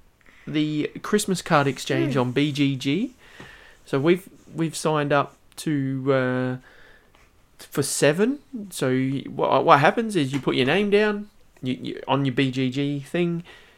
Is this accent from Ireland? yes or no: no; Australia; We're from Australia.